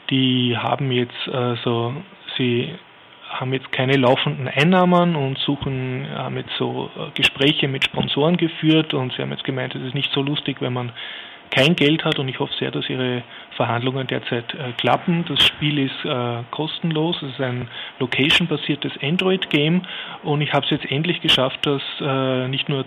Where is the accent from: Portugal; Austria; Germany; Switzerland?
Austria; Vienna; als Wiener jetzt einen sehr ansprechen